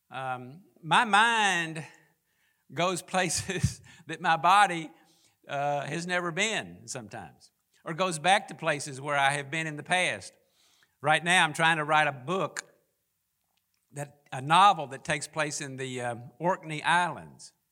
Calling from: Loxley, Alabama, United States; I'm speaking from Loxley, Alabama, and it is a joy to be with you.

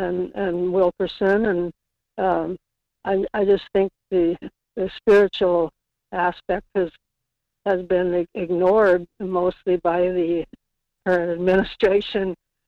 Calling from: Kodiak, Alaska, United States; calling from Kodiak.

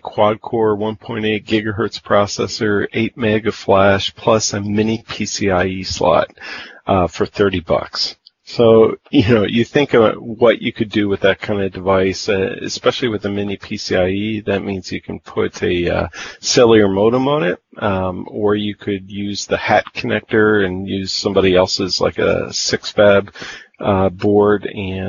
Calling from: Midwest, United States; I'm calling in from Studio 515 in the Midwest. Frozen Midwest, I might add.

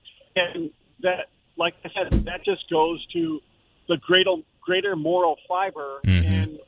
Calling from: Jacksonville, Florida, United States; From Jacksonville.

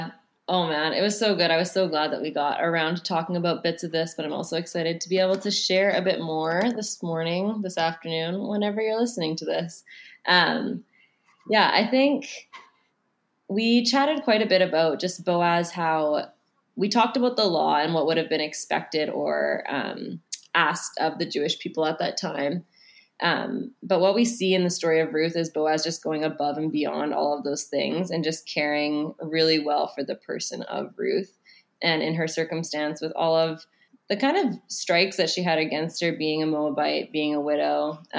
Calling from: Prince George, British Columbia, Canada; I am calling from Prince George, which has been my home for the last 2 years and is no longer going to be my home shortly.

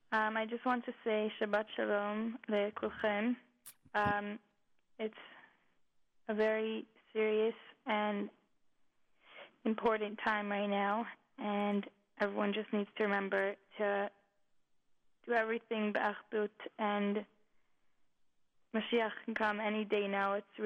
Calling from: Edmonton, Alberta, Canada; I'm calling from Edmonton.

